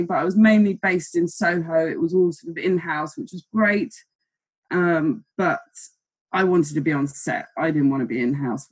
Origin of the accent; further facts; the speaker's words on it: Germany; moved away; I was in Germany. I'm from Germany. I'm German.